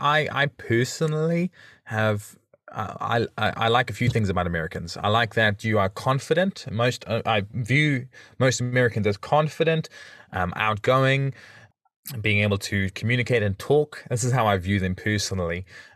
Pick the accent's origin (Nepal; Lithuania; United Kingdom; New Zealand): New Zealand; also born or lived in South Africa; I'm from New Zealand, and they say, oh, is that in Australia? Or one girl said, oh yeah, I said I was born in South Africa